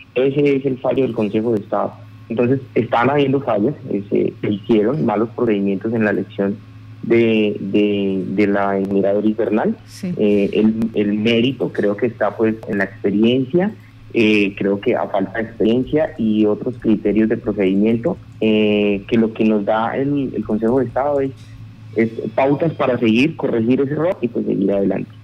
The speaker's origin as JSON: {"language": "Spanish", "region": "Casanare", "country": "Colombia", "said": "Nosotros como casanareños, nosotros como llaneros, como habitantes de la Orinoquía"}